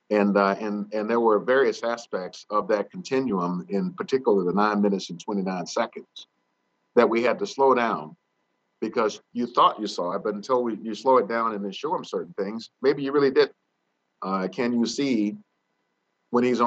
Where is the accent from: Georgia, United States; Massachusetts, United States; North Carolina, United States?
North Carolina, United States; moved away; where I grew up in Annapolis, North Carolina